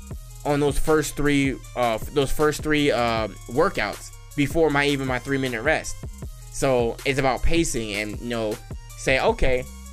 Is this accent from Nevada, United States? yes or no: yes; Las Vegas, Nevada, United States; I am born and raised in Las Vegas, Nevada. I am a Nevadan. I was born in Sin City.